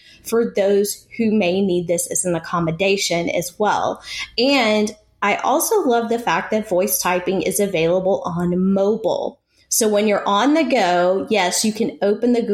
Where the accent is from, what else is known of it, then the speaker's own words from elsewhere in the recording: East Texas, United States; accent: East Texas; my East Texas accent